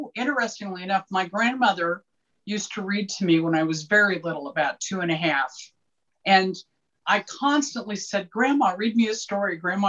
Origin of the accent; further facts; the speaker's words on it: Independence, Missouri, United States; I grew up in Independence, Missouri.